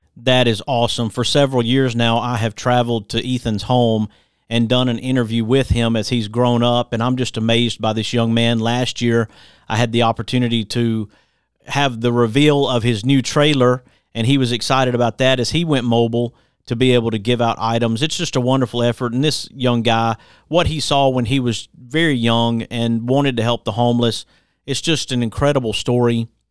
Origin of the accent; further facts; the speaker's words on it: Hueytown, Alabama, United States; also born or lived in Center Point, Alabama; I grew up in Hueytown myself